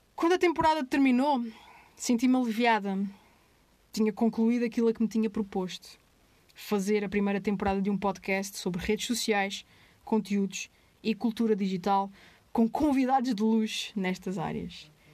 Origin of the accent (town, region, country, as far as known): Azores, Portugal; moved away; also born or lived in Angra do Heroísmo / mainland Portugal